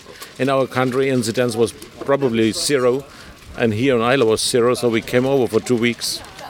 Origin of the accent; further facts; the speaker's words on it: Germany; coming from Germany.